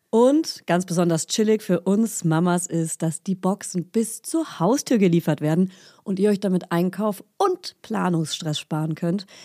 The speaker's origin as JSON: {"language": "German", "area": "a village near Hof", "region": "Bavaria", "country": "Germany", "also_born_or_lived": "Hof, Germany / Friedrichshain, Berlin, Germany", "moved": "yes", "lives_now": "Berlin, Germany", "said": "in meinem Dorf, wo ich herkomme, und in der Stadt Hof"}